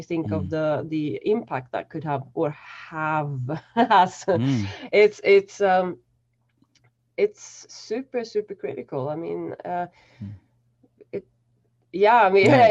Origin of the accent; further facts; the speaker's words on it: central Sweden, Sweden; now in Berlin, Germany; I grew up in a really small, pardon my French, but shitty, still working town in sort of mid Sweden